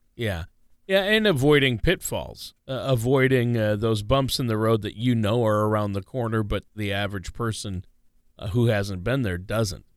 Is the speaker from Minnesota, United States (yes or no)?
yes; Minnesota, United States; my home state of Minnesota